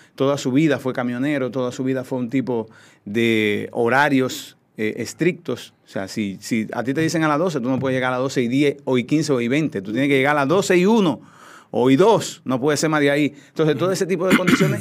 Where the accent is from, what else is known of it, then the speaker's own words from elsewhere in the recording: Cotuí, Sánchez Ramírez, Dominican Republic; moved away; also born or lived in Santo Domingo; yo soy un campesino, soy de Cotuí, soy de una familia muy humilde